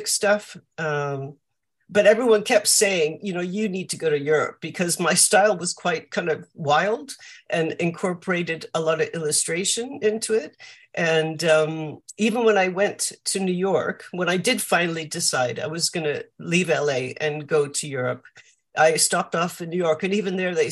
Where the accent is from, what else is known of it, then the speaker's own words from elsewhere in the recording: Vancouver, British Columbia, Canada; moved away as an adult; also born or lived in California; now in London, United Kingdom; I grew up in Vancouver in Canada.